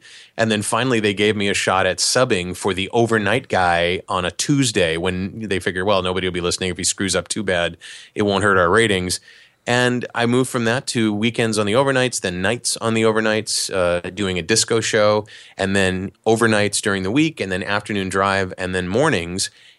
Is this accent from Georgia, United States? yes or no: no; Cleveland, Ohio, United States; So I grew up in Cleveland, Ohio